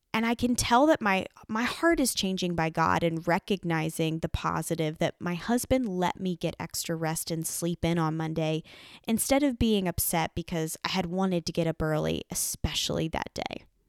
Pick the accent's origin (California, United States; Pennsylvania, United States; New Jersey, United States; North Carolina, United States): Pennsylvania, United States; Lancaster County; moved away as an adult; also born or lived in Nashville, Tennessee; I had never lived outside of Lancaster County, Pennsylvania